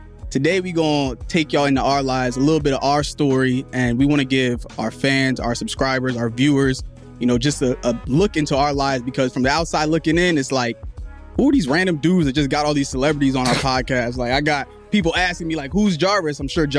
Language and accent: English; New Jersey, United States; Like, I grew up, where I was born in Jersey, and my family's third world. Like, we're from Liberia, we're from Africa.